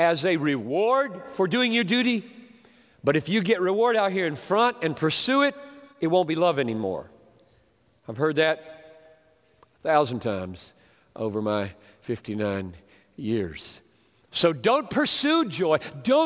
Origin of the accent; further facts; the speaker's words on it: Greenville, South Carolina, United States; White Oak Baptist Church, my home church, Greenville, South Carolina